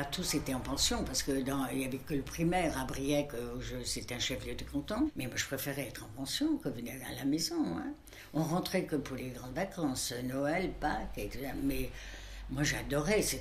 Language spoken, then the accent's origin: French; Brittany, France; moved away as an adult; j'ai quitté la Bretagne à 26 ans.